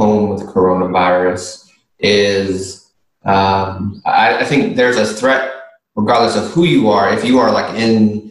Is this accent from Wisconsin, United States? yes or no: yes; Milwaukee, Wisconsin, United States; now in New Orleans, United States; I grew up in Milwaukee, Wisconsin